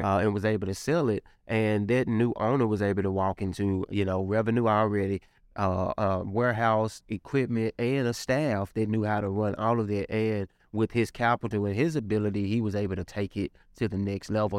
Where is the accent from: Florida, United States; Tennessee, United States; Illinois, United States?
Tennessee, United States; Memphis; I'm from the Mound